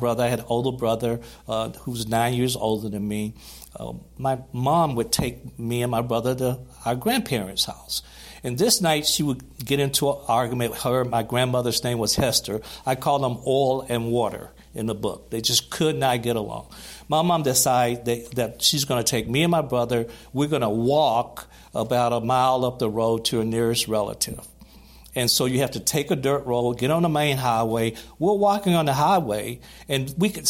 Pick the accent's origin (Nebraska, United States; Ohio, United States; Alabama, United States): Alabama, United States; Gaston; growing up in Gaston, Alabama